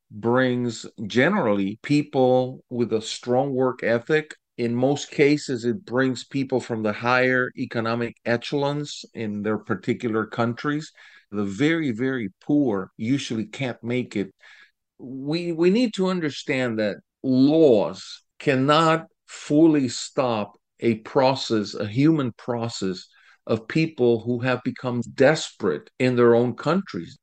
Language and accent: English; Lima, Peru; also born or lived in Cuba; now in Florida, United States; because I was born in Cuba. My family left, uh, early on during the revolution. We settled in Peru